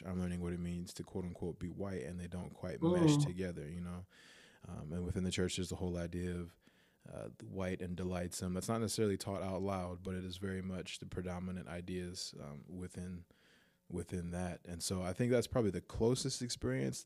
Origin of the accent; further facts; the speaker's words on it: United States; I'm Black American.